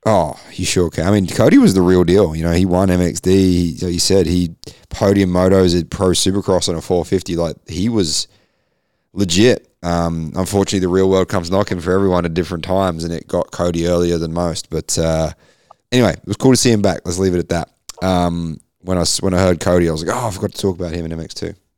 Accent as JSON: {"language": "English", "region": "Queensland", "country": "Australia", "said": "I'm a Queenslander"}